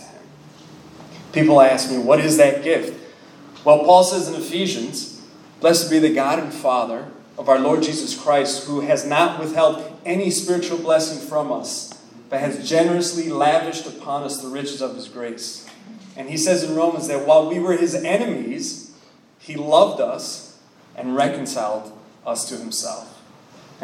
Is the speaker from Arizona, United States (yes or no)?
no; Miami, Florida, United States; I'm from Miami, Florida, born and raised.